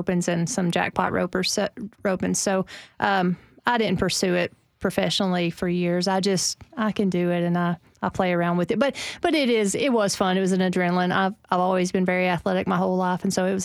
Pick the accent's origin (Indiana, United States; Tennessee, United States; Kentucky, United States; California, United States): Tennessee, United States; we're from Tennessee